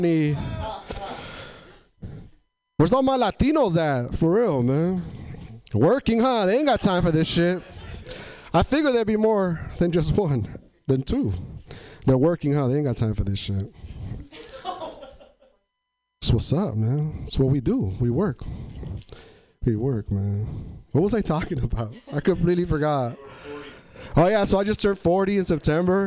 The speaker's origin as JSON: {"language": "English", "town": "Tri-Cities", "region": "Washington", "country": "United States", "moved": "as an adult", "lives_now": "Portland, United States", "said": "I'm from Eastern Washington, but I live in Portland now. I come from an area in Washington called Tri-Cities, Washington."}